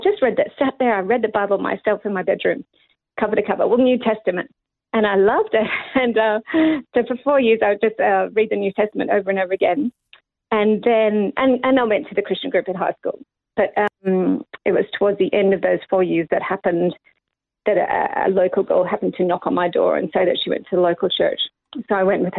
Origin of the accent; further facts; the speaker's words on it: Sydney, New South Wales, Australia; moved away as an adult; also born or lived in Nepal; I'm born and raised in Epping in Sydney